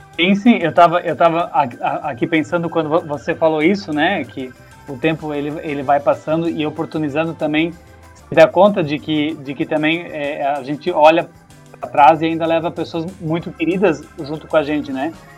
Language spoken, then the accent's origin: Portuguese; Timbó, Santa Catarina, Brazil; moved away as an adult; eu saí de Timbó, então toda essa, essa vivência de grupo de juventude, assim como você tem, é, ela foi um pouco é, rompida na época porque eu fui embora para outro estado